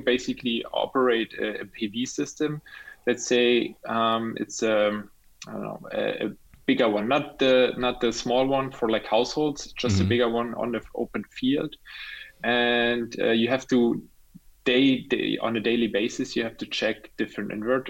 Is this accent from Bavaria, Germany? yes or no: no; Rostock, Mecklenburg-Vorpommern, Germany; also born or lived in Berlin; now in Düsseldorf, Germany; I'm original like from Rostock.